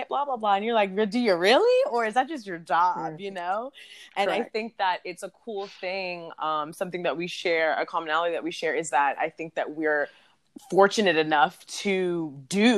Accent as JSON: {"language": "English", "town": "Houston", "region": "Texas", "country": "United States", "tie": "born or raised there", "also_born_or_lived": "Washington, D.C.", "said": "I am originally from D.C., but currently I grew up in Houston and currently residing back in Houston"}